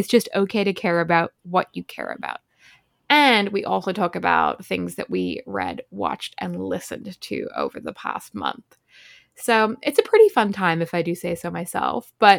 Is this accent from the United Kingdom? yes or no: no; Ireland; also born or lived in Australia; now in New York City, United States; I am also 24, and I'm a copywriter living in New York City. I'm originally from Ireland, but I spent a lot of time growing up in Australia, and then I've been in the US since late 2019, which is why I sound weird.